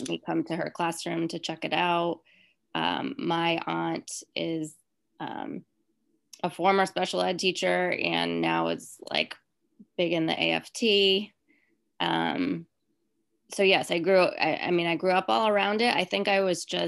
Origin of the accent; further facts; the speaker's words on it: Rhode Island, United States; moved away; I'm from Rhode Island